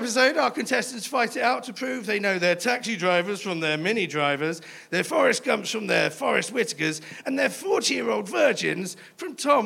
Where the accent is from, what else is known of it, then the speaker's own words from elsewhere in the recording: London, United Kingdom; I'm from London as well.